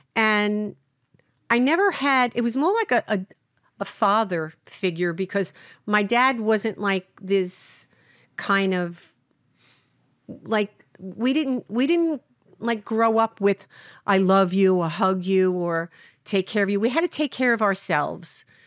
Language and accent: English; New York City, New York, United States; I grew up in Brooklyn